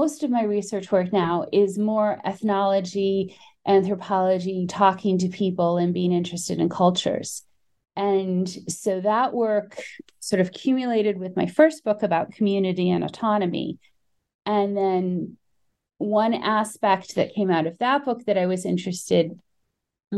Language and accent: English; Columbia, Maryland, United States; moved away as an adult; also born or lived in upstate New York; now in Salalah, Oman; but I grew up in Columbia, Maryland